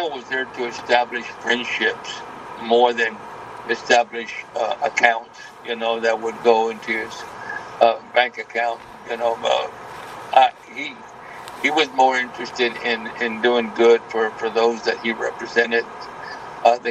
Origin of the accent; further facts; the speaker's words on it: Brownsville, Texas, United States; the city of Brownsville, which is my hometown